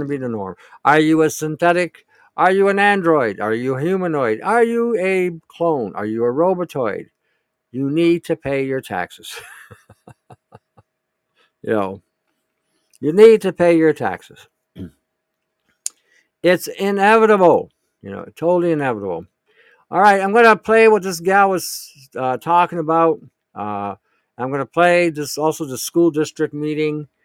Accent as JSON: {"language": "English", "town": "Detroit", "region": "Michigan", "country": "United States", "tie": "born or raised there", "moved": "yes", "said": "I grew up in Michigan, and I grew up in the Detroit area, in one of the ghettos in Detroit"}